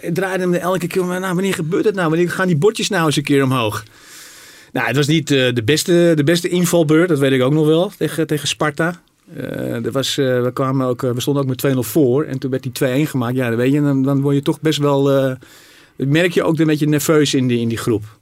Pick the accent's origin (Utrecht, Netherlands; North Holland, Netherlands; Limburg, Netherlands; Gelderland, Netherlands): North Holland, Netherlands; Zaandam; also born or lived in Rotterdam / Paris; ik kom natuurlijk uit Zaandam. Ik ben nou, geboren Rotterdammer.